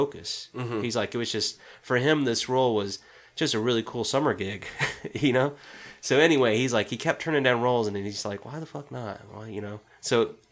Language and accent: English; South Carolina, United States; that's from my home state